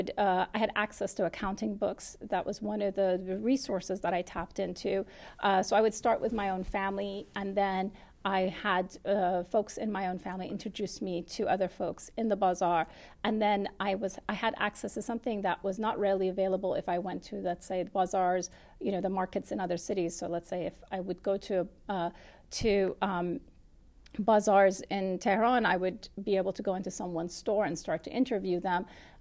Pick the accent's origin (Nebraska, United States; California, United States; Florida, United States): California, United States; also born or lived in Qom, Iran; when I was growing up in California, amongst the diaspora, the large Iranian community in Southern California, where I would feel reticent to say I was born in Qom.